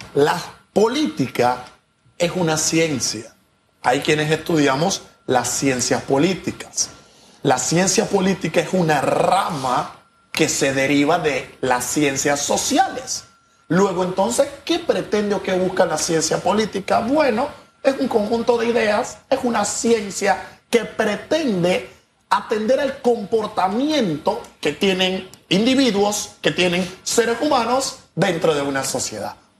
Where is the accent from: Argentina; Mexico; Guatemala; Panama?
Panama; Nosotros los panameños